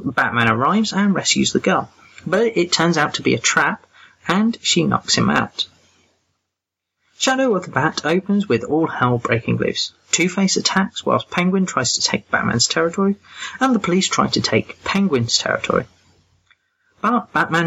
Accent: England, United Kingdom; I'm that English guy

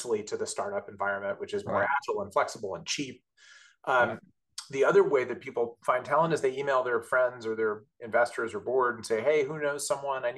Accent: Southern California, United States; moved away as an adult; now in New York City area, United States; I'm from Southern California

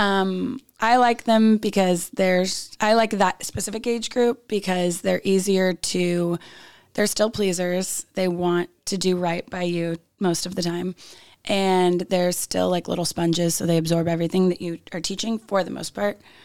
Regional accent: Roseville, California, United States; I'm from Roseville, California

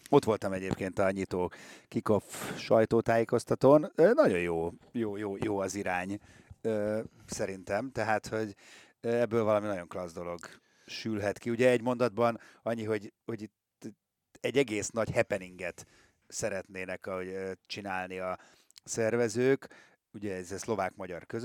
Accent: Hungary; mi magyarok vagyunk

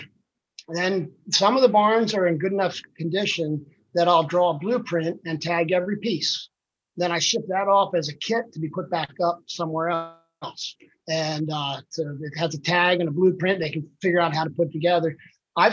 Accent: Texas, United States; also born or lived in Pennsylvania; Well, I was born in Pennsylvania. I was 3 months old. My family moved to Texas to be missionaries to Mexico.

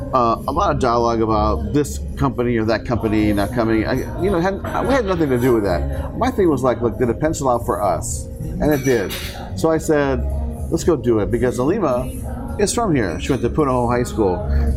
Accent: Seoul, South Korea; I mean, I come from a military household, right? I mean, I grew up in Seoul, Korea, not too far from the base.

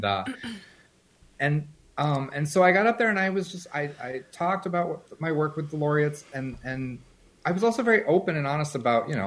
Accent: Colorado, United States; moved away as an adult; also born or lived in Brazil / Los Angeles; And I grew up in Colorado.

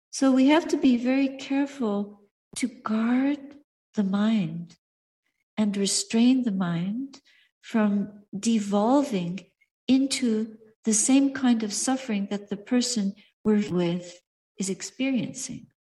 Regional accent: Montreal, Quebec, Canada; I remember once in my hometown, Montreal, I was standing for alms outside a bakery

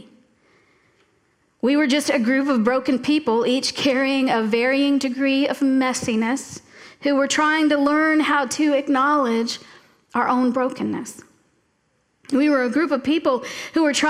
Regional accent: Florida Keys, United States; moved away; also born or lived in Tallahassee, Florida; I grew up in the Florida Keys, and I moved to Tallahassee about 2 years before Hurricane Andrew went through South Florida

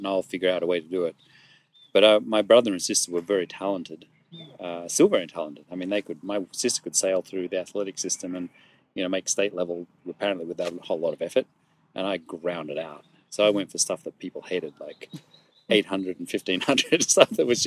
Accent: Sydney, New South Wales, Australia; moved away; I was born in Australia. I was born in Sydney.

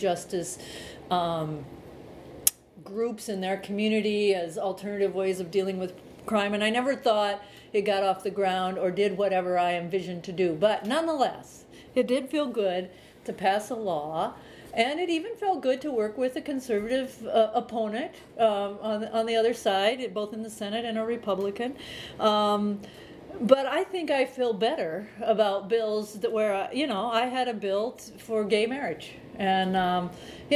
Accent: central Illinois, United States; now in Montana, United States; I grew up on a farm in central part of Illinois.

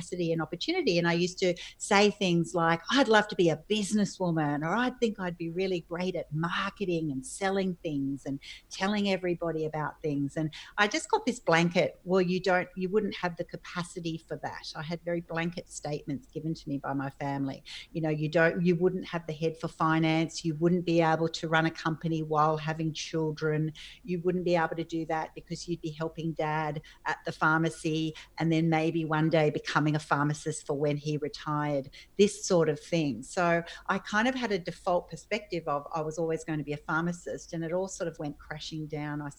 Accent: Sydney, New South Wales, Australia; I grew up on the northern beaches of Sydney

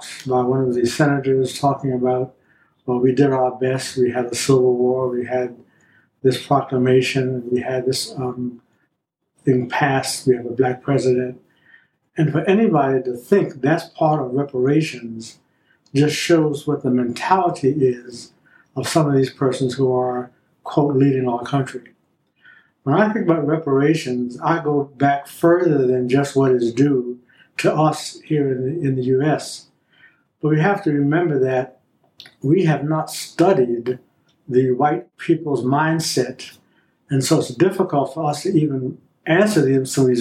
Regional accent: Philadelphia, Pennsylvania, United States; moved away as an adult; now in Atlanta, United States; I'm from Philadelphia, from the north

